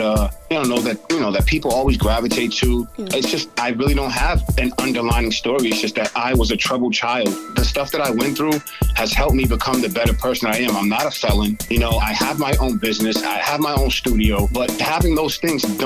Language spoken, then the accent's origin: English; Boston, Massachusetts, United States; I'm from right here in Boston, Mass. I grew up in, I was born into Hyde Park. And then I kind of moved around the city. I moved to Dorchester. Then I finally settled into Roxbury for my late teens, early 20s